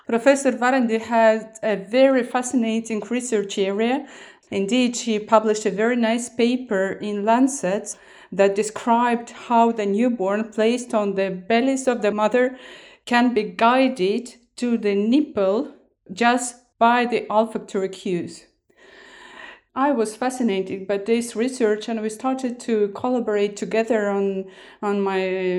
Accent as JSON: {"language": "English", "country": "Estonia", "second_language": "English"}